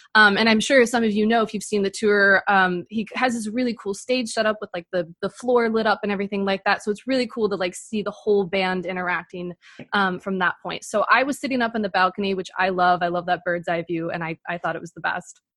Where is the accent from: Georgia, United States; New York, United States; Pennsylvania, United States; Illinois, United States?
New York, United States; Buffalo; Buffalo, my hometown as well